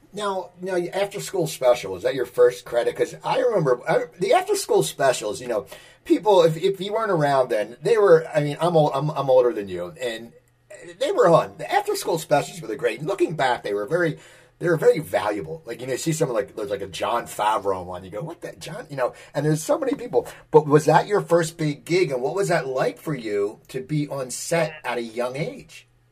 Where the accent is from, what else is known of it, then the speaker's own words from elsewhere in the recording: near Philadelphia, Pennsylvania, United States; I grew up near Philadelphia, and I, I moved back here